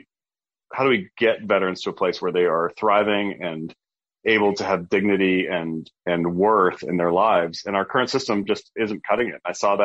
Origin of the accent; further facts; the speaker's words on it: Minot, North Dakota, United States; moved away; So I am from North Dakota, born and raised near a Air Force base, actually, in Minot, North Dakota.